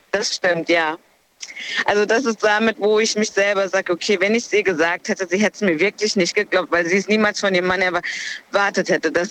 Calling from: Siegen, North Rhine-Westphalia, Germany; Ja, hi. Äh, ich komme aus Siegen.

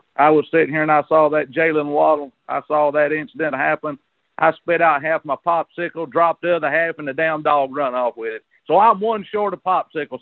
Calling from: Jasper, Alabama, United States; I'm calling from Jasper, Alabama

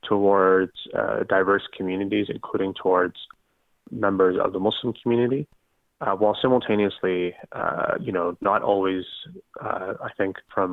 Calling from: Ottawa, Ontario, Canada; and I'm calling from Ottawa.

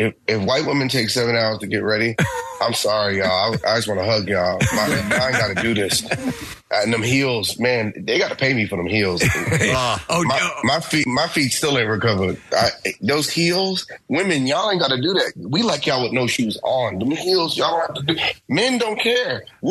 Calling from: New York, United States; I'm in New York.

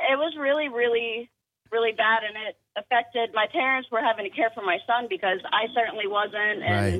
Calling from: Somerville, United States

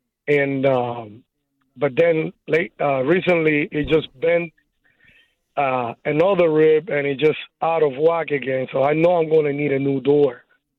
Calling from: Burleson, Texas, United States; I'm calling here from Burleson.

